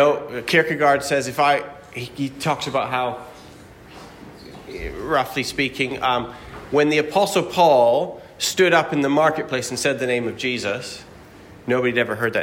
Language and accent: English; Alberta, Canada; I grew up in Bible Belt, Alberta